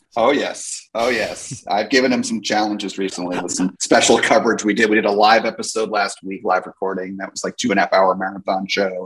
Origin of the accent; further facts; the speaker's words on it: New Jersey, United States; moved away; also born or lived in California; I grew up in New Jersey